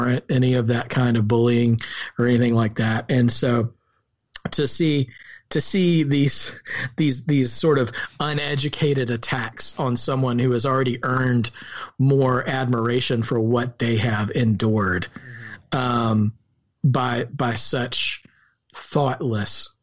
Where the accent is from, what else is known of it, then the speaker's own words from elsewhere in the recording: the South, United States; accent: rural Southern; My rural Southern accent